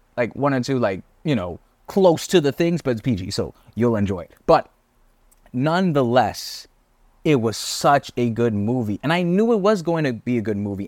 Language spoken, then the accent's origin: English; Bahamas; moved away as an adult; also born or lived in Canada; I'm not from Canada. I'm a Bahamian. I'm on student visa